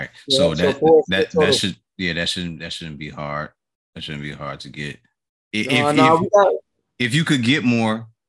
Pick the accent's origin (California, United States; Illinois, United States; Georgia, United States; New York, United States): Illinois, United States; Chicago; Growing up in Chicago